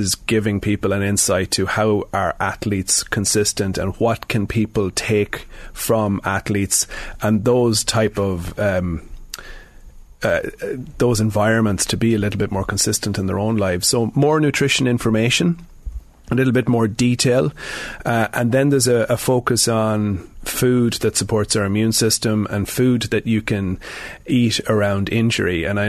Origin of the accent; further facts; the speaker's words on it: Sligo, Connacht, Ireland; now in Dublin, Ireland; I'm from Sligo, but I'm in Dublin now for nearly 20 years.